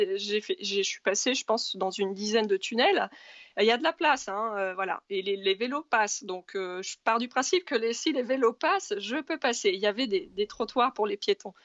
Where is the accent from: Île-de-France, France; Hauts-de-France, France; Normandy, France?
Normandy, France; je suis normande à la base.